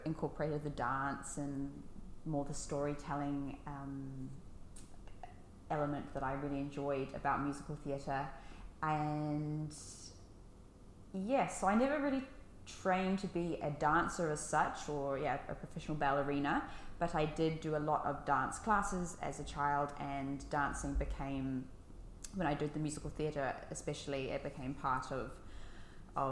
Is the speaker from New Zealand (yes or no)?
yes; New Zealand; accent: New Zealand; moved away as an adult; also born or lived in Levallois, France / United Kingdom; now in Paris, France; I lived in the UK until I was 10. And then my family thought it would be a fun idea to move to New Zealand, which is where my mum originally is from, just to see what life would be like over there. We were only going to stay for a year. 16 and a half years later, I was still there.